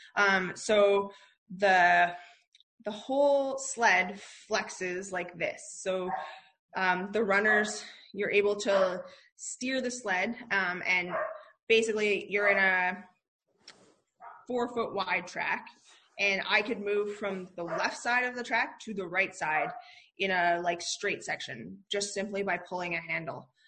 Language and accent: English; Calgary, Alberta, Canada; born and raised in Calgary, um, which is in the province of Alberta in Canada, um, and grew up here.